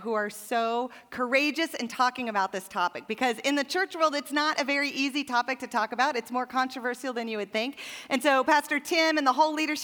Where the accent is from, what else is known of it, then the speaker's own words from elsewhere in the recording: Montana, United States; I grew up in Montana, which is like 20 years behind the rest of the world